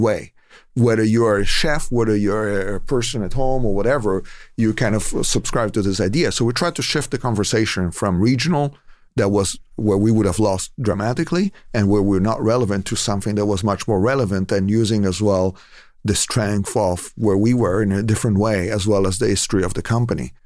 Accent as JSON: {"language": "English", "country": "Italy", "moved": "yes", "lives_now": "Moraga, United States", "said": "I'm from Italy originally"}